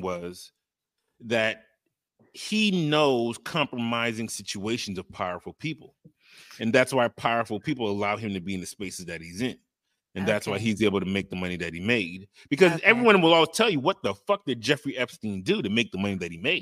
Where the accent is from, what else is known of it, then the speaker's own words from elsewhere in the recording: U.S. Virgin Islands; I am from the Virgin Islands